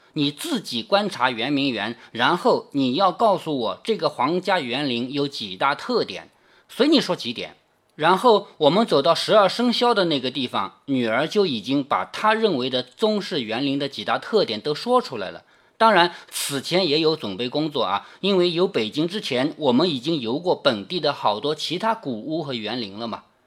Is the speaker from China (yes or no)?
yes; China; 我们中国人